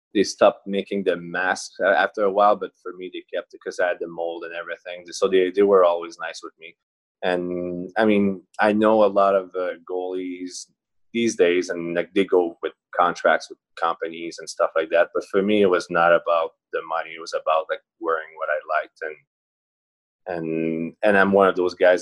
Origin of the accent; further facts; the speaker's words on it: four or five hours from Montreal, Quebec, Canada; i grew up for probably four or five hours away from uh, montreal